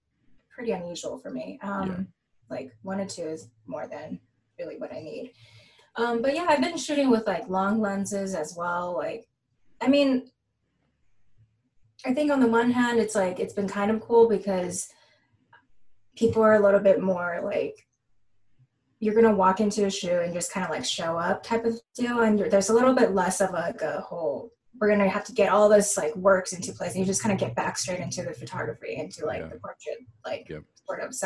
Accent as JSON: {"language": "English", "area": "San Gabriel Valley", "region": "California", "country": "United States", "tie": "born or raised there", "said": "I grew up in the San Gabriel Valley, which is 10 minutes east of Los Angeles"}